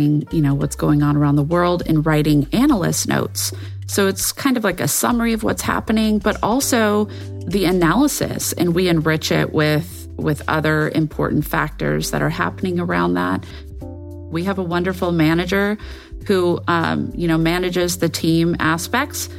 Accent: United States; an American intelligence analyst with a military background

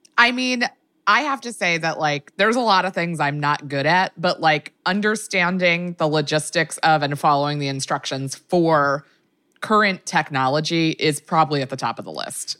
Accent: Maryland, United States; I'm from Maryland

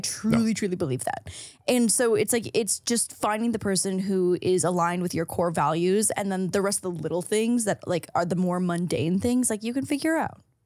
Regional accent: St. Catharines, Ontario, Canada; moved away; if I had stayed in Saint Catharines, my hometown

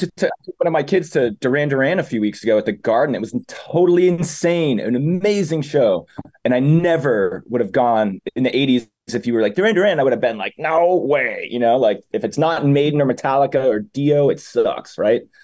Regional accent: Methuen, Massachusetts, United States; also born or lived in France / Argentina / Uruguay; I'm born and raised in Methuen

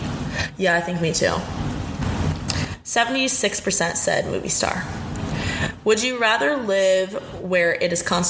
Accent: Indiana, United States; I guess I am from Indiana

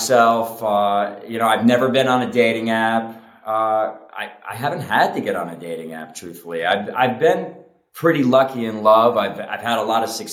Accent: Connecticut, United States; moved away as an adult; also born or lived in Miami / New York; I was living prior to moving back, you know, to my hometown in Connecticut

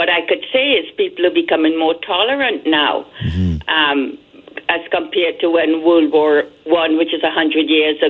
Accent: Trinidad & Tobago; now in Canada; I immigrated from Trinidad to Canada, and there was racism when I immigrated here.

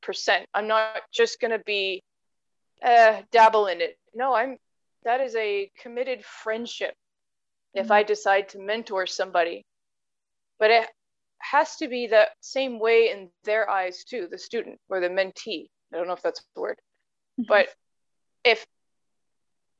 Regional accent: United States; being an American

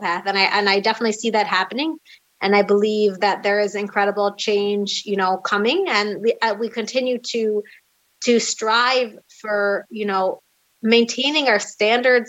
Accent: United States; now in Jerusalem, Israel; I was raised in a more open-minded, you know, still very religious American community

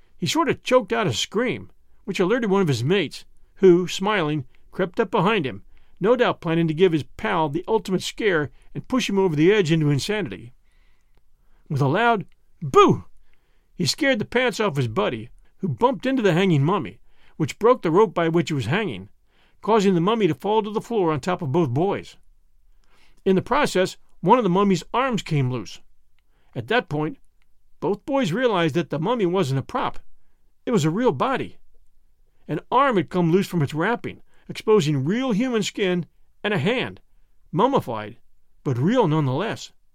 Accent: Philadelphia, Pennsylvania, United States; moved away; I did a part of my growing up in the Philadelphia area

